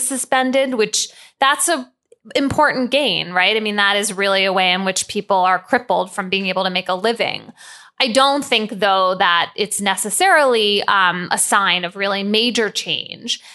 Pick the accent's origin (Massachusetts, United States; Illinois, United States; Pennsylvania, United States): Pennsylvania, United States; Philadelphia; when I was growing up in Philadelphia in the seventies and eighties